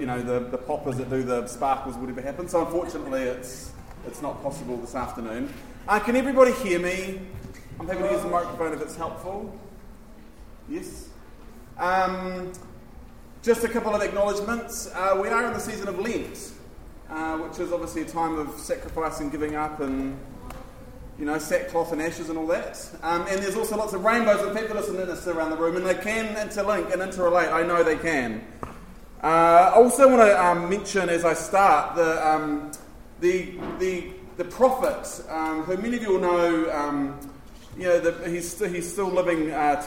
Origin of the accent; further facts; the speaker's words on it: Taranaki, New Zealand; I'm from Taranaki.